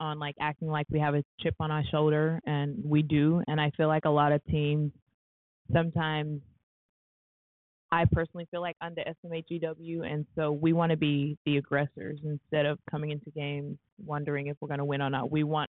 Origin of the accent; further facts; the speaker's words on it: Ethiopia; born there; especially how I never actually lived in South Sudan. I was born in Ethiopia.